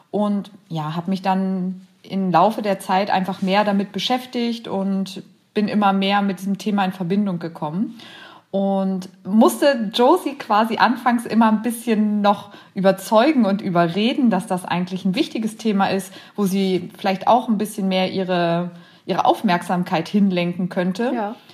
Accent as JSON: {"language": "German", "town": "Braunschweig", "region": "Lower Saxony", "country": "Germany", "said": "ich komme aus Braunschweig"}